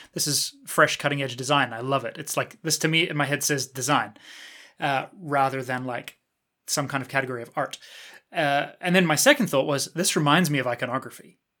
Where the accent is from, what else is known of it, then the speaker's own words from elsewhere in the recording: New Zealand; I was born and raised in New Zealand